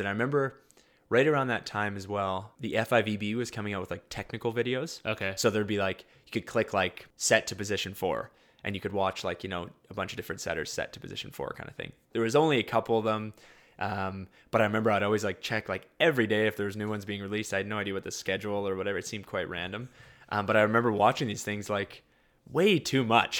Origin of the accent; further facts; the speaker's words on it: London, Ontario, Canada; also born or lived in Winnipeg, Manitoba; I was born in Winnipeg. Um, and then when I was about eight, um, just about nine, um, we moved to London, Ontario. Um, so I'd kind of say I grew up a little bit in both.